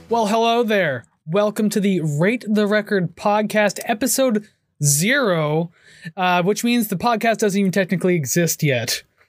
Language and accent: English; Hamilton, Ontario, Canada; I born and raised in Hamilton.